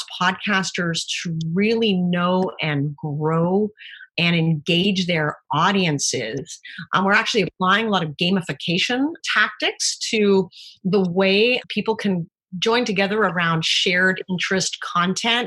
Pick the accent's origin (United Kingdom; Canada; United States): Canada; moved away; being Canadian